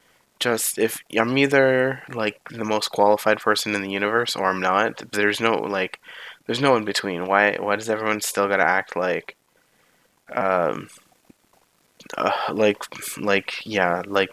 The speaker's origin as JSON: {"language": "English", "area": "near Toronto", "region": "Ontario", "country": "Canada", "tie": "born or raised there", "said": "I don't want to live in my hometown anymore. I mean, it's, well, hometown as in more like home city"}